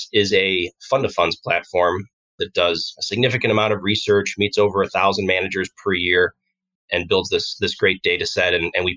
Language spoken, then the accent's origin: English; Aurora, Illinois, United States; I grew up in Aurora, Illinois